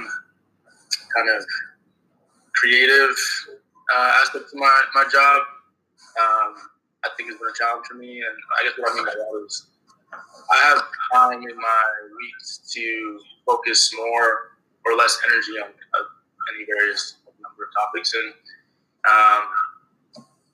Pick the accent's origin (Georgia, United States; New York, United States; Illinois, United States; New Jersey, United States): New York, United States; I'm from New York originally